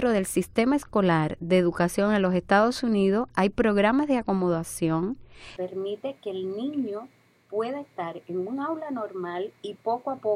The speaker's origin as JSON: {"language": "Spanish", "country": "Dominican Republic", "moved": "yes", "said": "nosotros nos mudamos de República Dominicana aquí porque aquí encontraba, vimos que habían recursos y profesionales."}